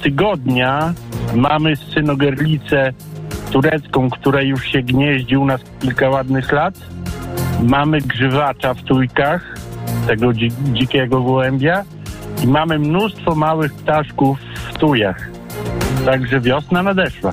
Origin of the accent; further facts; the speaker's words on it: Siemiatycze, Podlaskie Voivodeship, Poland; Pochodzę z takiej małej miejscowości na Podlasiu, Siemiatyczet